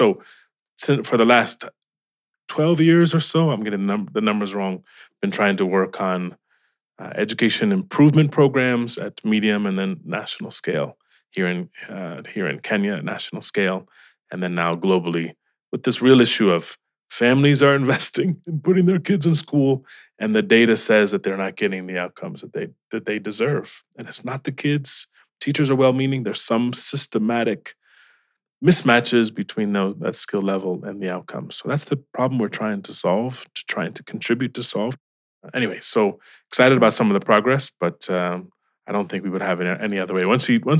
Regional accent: Cleveland, Ohio, United States; Yes, very proud.

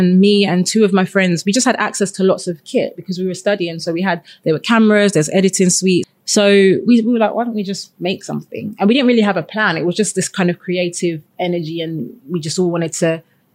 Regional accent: London, United Kingdom; I'm born and raised in London

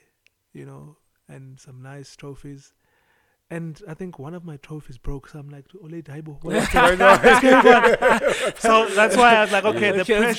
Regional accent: Mthatha, Eastern Cape, South Africa; moved away; also born or lived in East London; growing up in Mthatha and East London

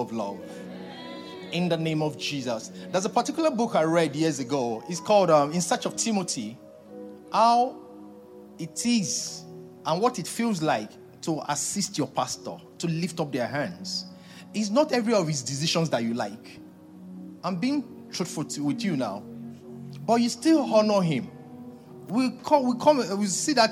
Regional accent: Nigeria

